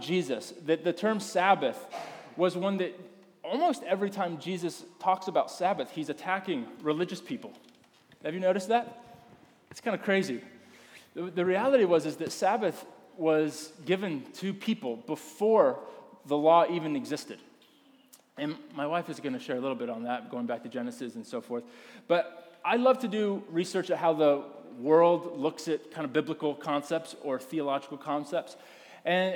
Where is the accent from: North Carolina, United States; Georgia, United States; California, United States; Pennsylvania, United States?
North Carolina, United States; I grew up in the South, in the North Carolina region of the United States